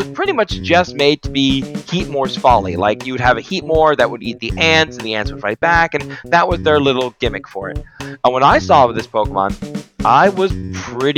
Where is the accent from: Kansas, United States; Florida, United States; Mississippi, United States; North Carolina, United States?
Florida, United States; I'm from Florida